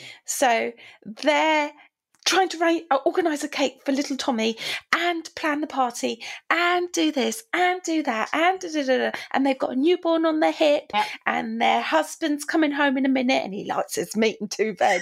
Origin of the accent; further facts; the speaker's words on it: United Kingdom; we're quite British.